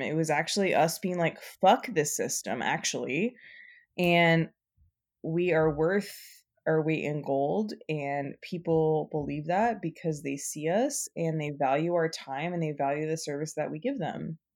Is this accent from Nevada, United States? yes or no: yes; Nevada, United States; also born or lived in New Orleans / New Mexico; now in Portland, United States; I grew up in Nevada